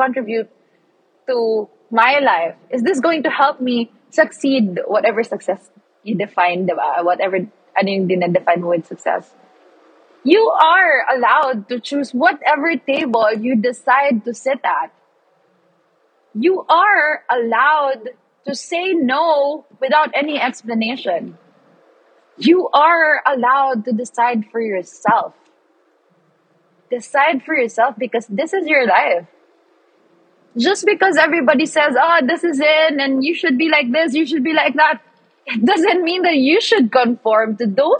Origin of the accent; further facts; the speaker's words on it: Philippines; now in Australia; I'm like the Pinoy there.